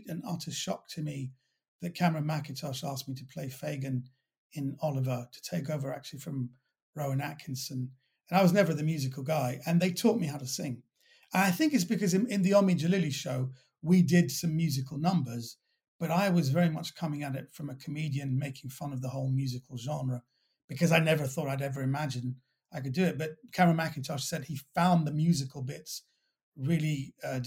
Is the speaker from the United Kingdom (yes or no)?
yes; London, United Kingdom; accent: well-brought-up West Londoner; I was raised in Kensington